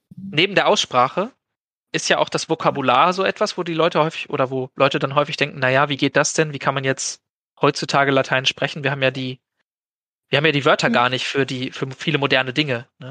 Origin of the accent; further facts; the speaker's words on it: Germany; accent: German; ich spreche halt dann mit einem gewissen deutschen Akzent